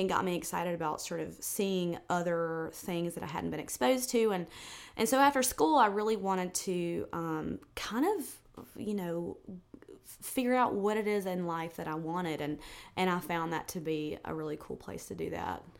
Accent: South Georgia, United States; moved away as an adult; also born or lived in New York City, United States; now in Nashville, United States; being from South Georgia

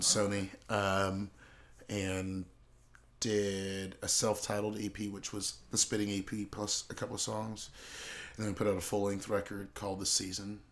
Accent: Charleston, South Carolina, United States; moved away as an adult; also born or lived in California; I grew up in Charleston, South Carolina.

